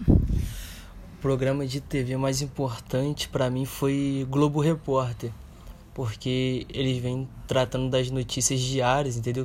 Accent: Brazil; nós que somos brasileiros

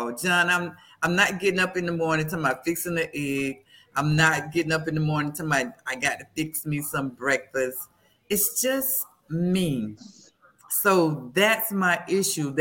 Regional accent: Florida, United States; I'm from Florida? And that's all we have is mangoes

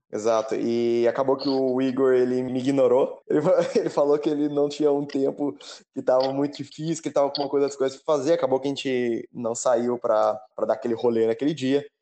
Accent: Terra Roxa, São Paulo, Brazil; moved away as an adult; also born or lived in Lavras; now in Italy; eu sou nascido em Terra Roxa, interior de São Paulo

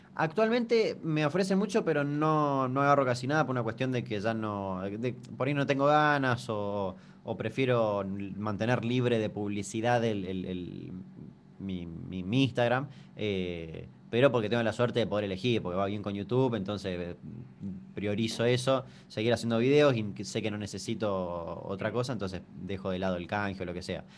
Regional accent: Chaco, Argentina; soy de Chaco

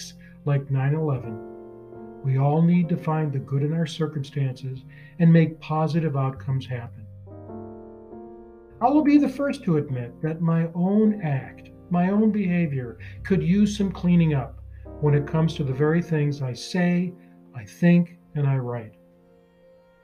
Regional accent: Michigan, United States; my home state of Michigan

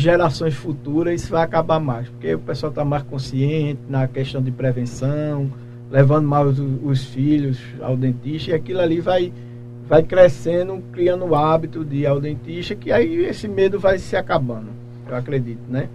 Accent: Macaparana, Pernambuco, Brazil; moved away as an adult; now in Pedras de Fogo, Brazil; sou natural de Macaparana, mas já estou aqui em Pedras de Fogo

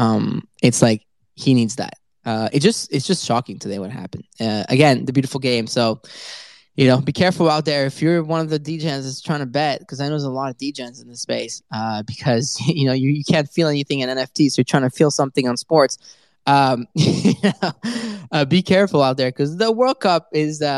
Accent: France; I am French

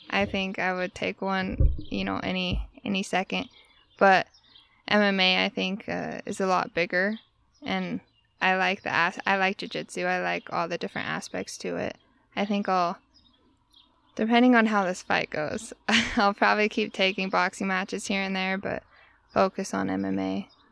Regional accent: Tooele, Utah, United States; also born or lived in Providence / Sweden; I actually grew up in Tooele, Utah

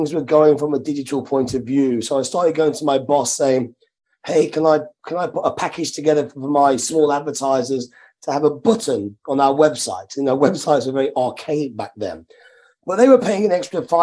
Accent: Midlands, United Kingdom; I'm from the Midlands, very working class background.

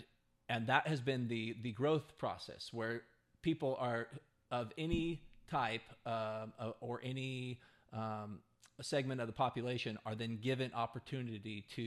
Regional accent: United States; as an American

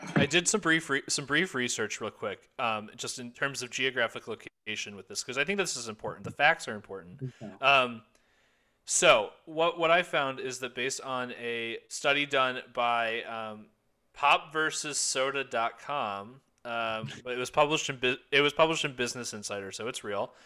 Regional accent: Ohio, United States; I was born in Ohio, and I did learn how to speak in Ohio

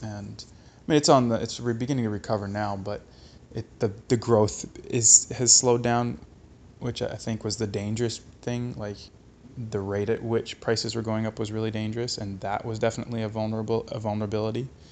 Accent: Hamilton, Ontario, Canada; I'm from Hamilton. I live in Hamilton.

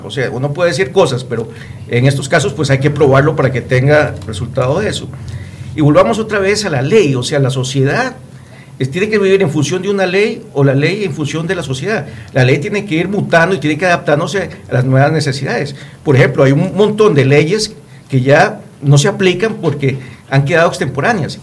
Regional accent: Costa Rica; nosotros como ciudadanos, como costarricenses

